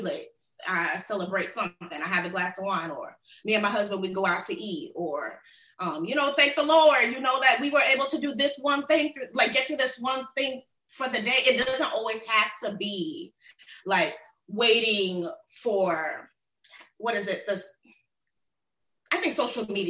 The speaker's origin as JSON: {"language": "English", "town": "Miami", "region": "Florida", "country": "United States", "tie": "born or raised there", "also_born_or_lived": "Tallahassee", "said": "I was born in Miami and raised in like the South Florida area, that Tri-County"}